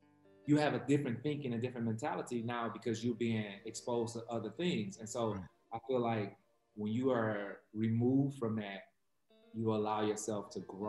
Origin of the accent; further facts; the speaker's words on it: Detroit, Michigan, United States; You know, growing up in Detroit, like it was... You really didn't speak to people you ain't know.